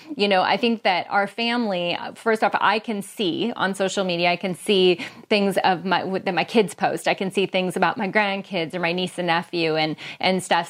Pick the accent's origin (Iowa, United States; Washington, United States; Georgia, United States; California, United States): Washington, United States; Bellingham; here in my hometown of Bellingham, Washington.